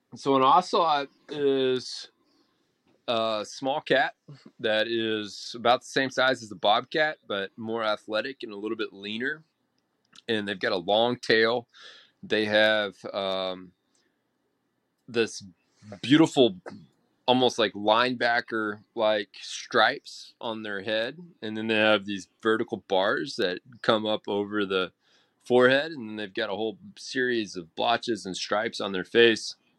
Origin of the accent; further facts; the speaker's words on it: Texas, United States; as a Texan